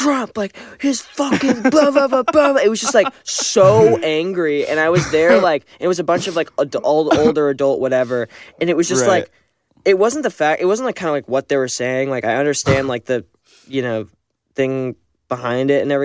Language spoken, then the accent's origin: English; Canada; I'm Canadian